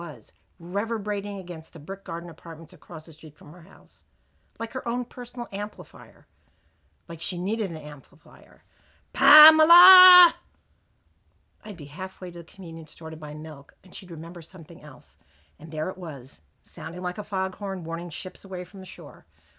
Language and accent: English; New Jersey, United States; I was born here in New Jersey, and so was my mom